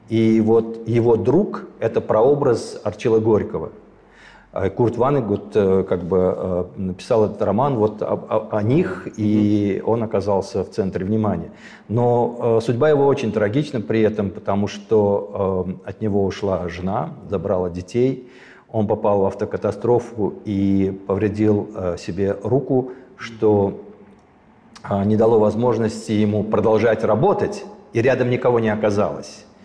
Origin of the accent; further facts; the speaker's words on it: Armenia; Мне кажется, это гораздо важнее и сильнее, чем если бы я как армянин занимался пропагандой армянского балета